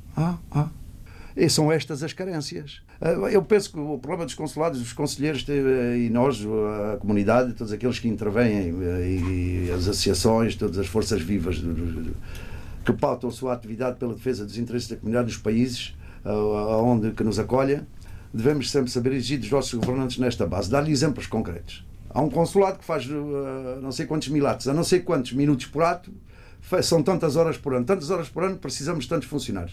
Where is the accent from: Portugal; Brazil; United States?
Portugal; moved away; somos portugueses que longe da nossa terra conseguimos singrar